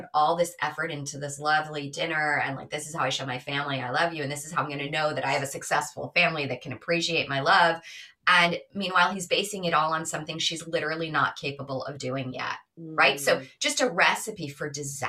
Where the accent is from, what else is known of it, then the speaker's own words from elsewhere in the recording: New York, United States; I'm from New York